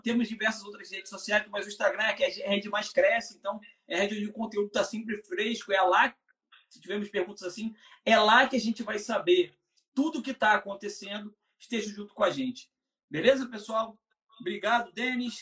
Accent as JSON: {"language": "Portuguese", "area": "Rio", "region": "Rio de Janeiro", "country": "Brazil", "said": "para o Rio, da, de onde eu sou"}